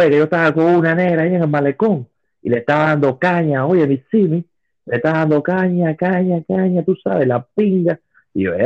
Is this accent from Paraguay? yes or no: no; Cuba; now in United States; yo me vine de Cuba para venirme a morir aquí de una gripe.